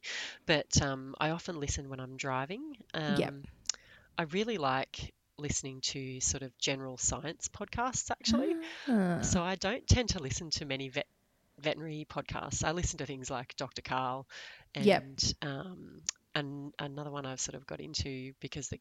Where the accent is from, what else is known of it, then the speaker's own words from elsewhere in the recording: Laurieton, New South Wales, Australia; also born or lived in Sydney / Canberra; now in Port Macquarie, Australia; I was born in Sydney, but I didn't spend much time there. I mostly grew up in a small town on the mid-north coast of New South Wales called Laurieton.